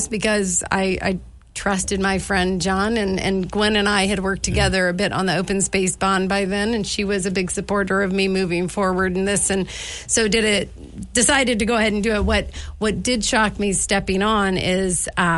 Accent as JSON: {"language": "English", "region": "Midwest", "country": "United States", "moved": "as an adult", "lives_now": "Missoula, United States", "said": "So I'm from the Midwest originally, many, many moons ago"}